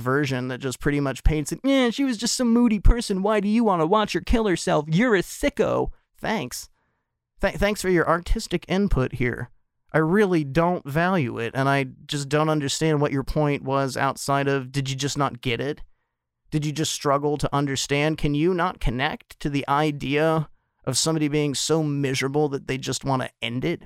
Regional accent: United States; I am an American

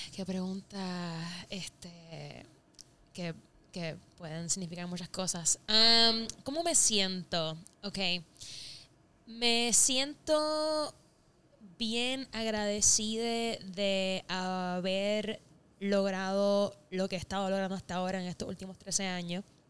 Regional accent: Puerto Rico; moved away as an adult; now in Los Angeles, United States; Soy, soy parte de la, de la diáspora borinqueña, eh, deseando siempre estar en la isla

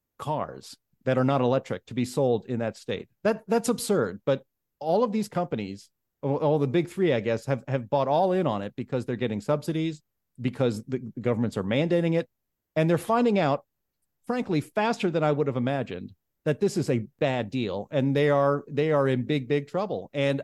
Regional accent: Pittsburgh, Pennsylvania, United States; I'm from Pittsburgh, and I travel back and forth from Pittsburgh a few times a year.

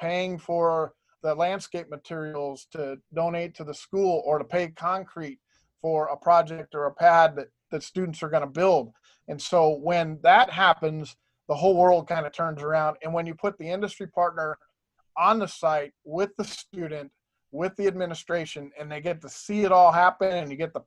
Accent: Tucson, Arizona, United States; also born or lived in Ohio; I've been in Arizona since 73 when I moved here from Ohio. I got into education because I was a CTE student in Tucson

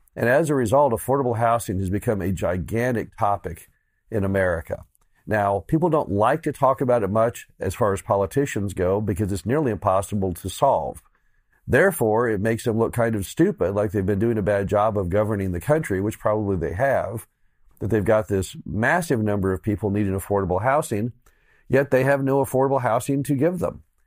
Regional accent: Missouri, United States; my home state of Missouri

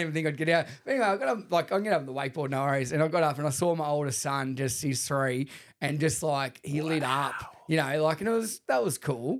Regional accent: Shepparton, Victoria, Australia; I grew up with him in Shepparton

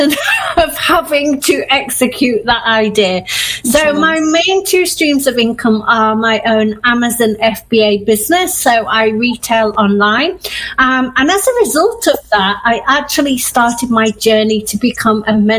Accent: Manchester, North West England, United Kingdom; moved away; also born or lived in Yorkshire; I grew up in Manchester as an avid Manchester United fan

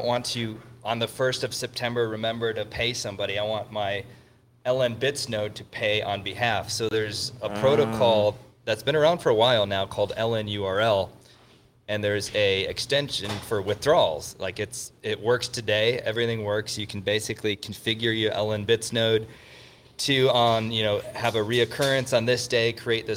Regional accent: Michigan, United States; now in Austin, United States; I'm from Michigan

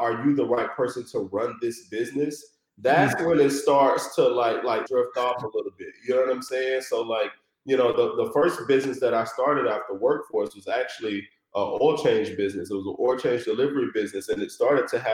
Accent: Chattanooga, Tennessee, United States; moved away as an adult; now in Detroit, United States; a snot-nosed kid, you know, growing up in Chattanooga, Tennessee with hoop dreams

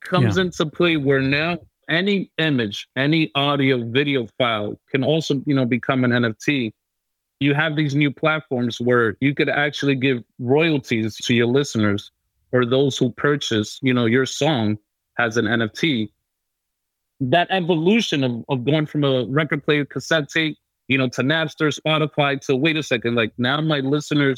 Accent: New York City, New York, United States; I was born and raised in New York City

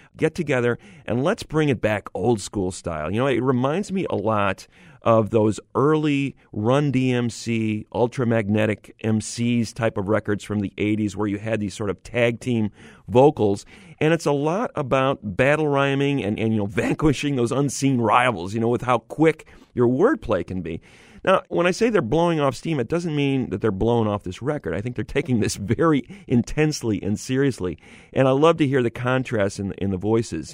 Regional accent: Syracuse, New York, United States; I grew up in Syracuse, New York

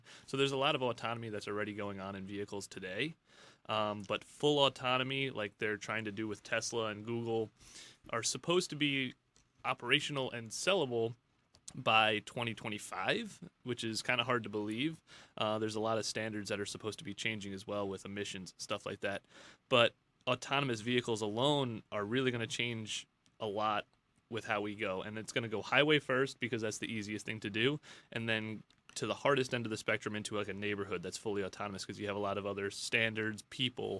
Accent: Long Island, New York, United States; now in Auburn Hills, United States; originally I'm from New York

